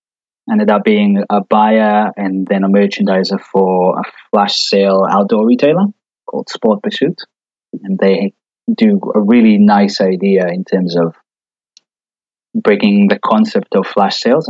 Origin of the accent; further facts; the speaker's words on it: Israel; moved away; I grew up in Israel, born and raised.